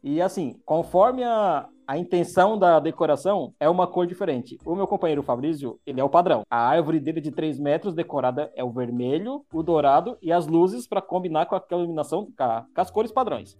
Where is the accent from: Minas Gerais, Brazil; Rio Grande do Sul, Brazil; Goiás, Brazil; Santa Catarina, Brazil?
Santa Catarina, Brazil; eu moro em Criciúma, sou de Santa Catarina, sul do Brasil